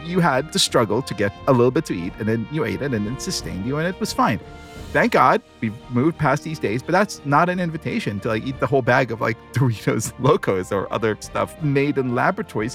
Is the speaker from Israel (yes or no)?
yes; Israel; moved away; growing up in Israel, that was always a very joyous day